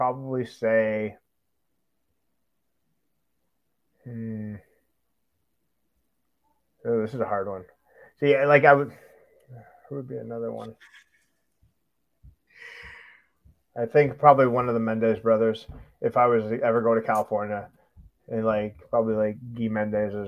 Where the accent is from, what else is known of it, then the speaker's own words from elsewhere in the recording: Canada; we're from Canada